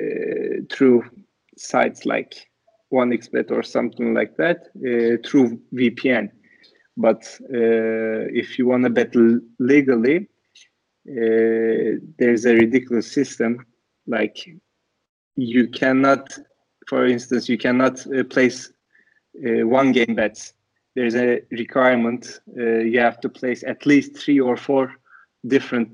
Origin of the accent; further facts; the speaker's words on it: Istanbul, Turkey; also born or lived in United States; So I'm from Istanbul, Turkey. I grew up here, but I'm half Turkish, half Portuguese. But I spent my childhood in Turkey, mostly in Istanbul